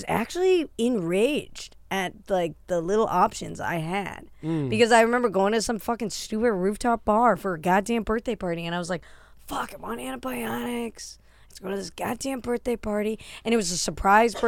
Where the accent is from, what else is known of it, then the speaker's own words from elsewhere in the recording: United States; I am an American